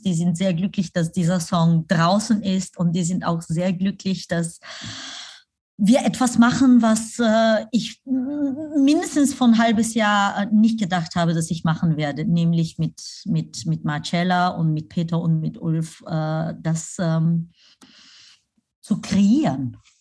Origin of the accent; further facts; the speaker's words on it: Pleven, Pleven Province, Bulgaria; moved away; also born or lived in Germany; nach Pleven, meine Heimatstadt, äh, reisen wo mein Hotel ist